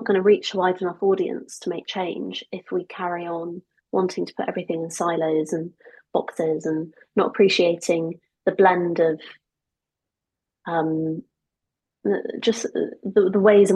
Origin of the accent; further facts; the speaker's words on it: United Kingdom; also born or lived in Augusta, Georgia, United States; So I was born in Augusta, Georgia, in the deep south, and we moved here when I was just about to turn 5